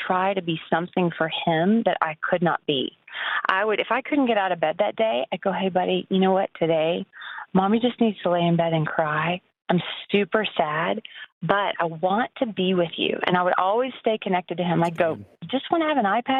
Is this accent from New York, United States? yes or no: no; Lubbock, Texas, United States; moved away; also born or lived in Abilene, Texas; I grew up in Lubbock and in Abilene